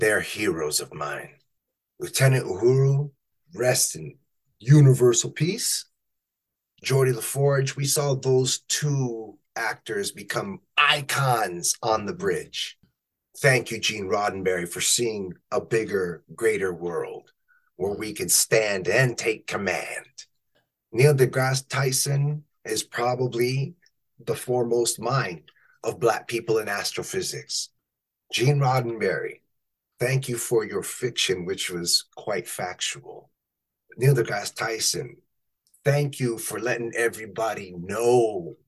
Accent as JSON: {"language": "English", "country": "Canada", "said": "I am a north of 49. I'm not from the States."}